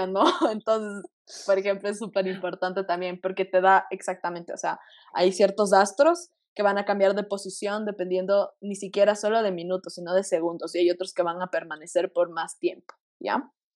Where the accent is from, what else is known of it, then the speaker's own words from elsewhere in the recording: Quito, Pichincha, Ecuador; todos somos de aquí de Quito